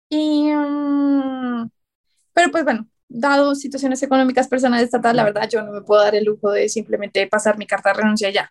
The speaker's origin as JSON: {"language": "Spanish", "country": "Colombia", "said": "Todos los autores que estamos ahí eh, somos colombianos"}